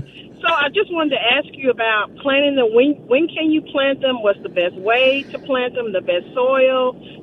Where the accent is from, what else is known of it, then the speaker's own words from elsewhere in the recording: Mississippi, United States; now in Memphis, United States; I'm from Mississippi, but I live in Memphis.